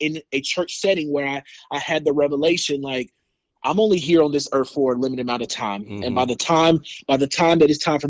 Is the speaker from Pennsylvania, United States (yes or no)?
no; Colorado Springs, Colorado, United States; also born or lived in Georgia; now in Los Angeles, United States; I'm originally from Colorado Springs, Colorado, and I live here in Los Angeles, California